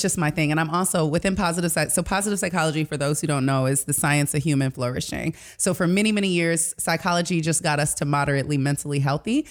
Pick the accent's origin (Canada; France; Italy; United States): United States; Detroit, Michigan; moved away; I'm from Detroit originally